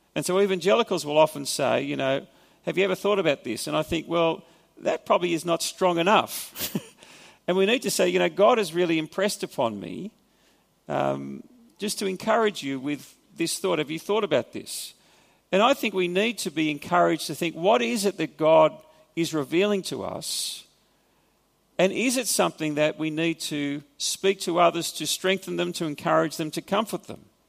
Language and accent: English; Australia; accent: Australian; first language English; my mother tongue is Australian kind of perverted form of English. And I speak Australian.